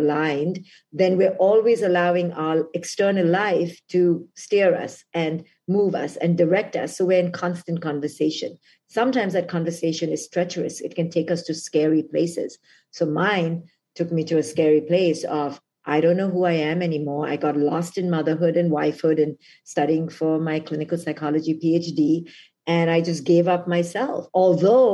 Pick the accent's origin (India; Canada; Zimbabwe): India; moved away as an adult; now in United States; I came from India to America